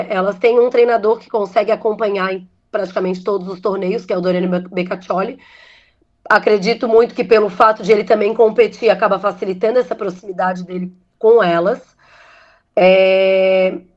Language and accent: Portuguese; Brazil; Como brasileiro, a gente acaba torcendo para isso, né?